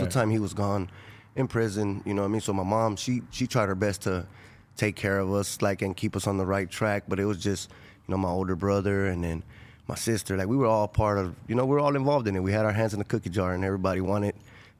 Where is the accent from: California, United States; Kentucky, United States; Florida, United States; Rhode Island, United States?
California, United States; Los Angeles; also born or lived in Inglewood; I'm from South LA, from Florence community, Florence district.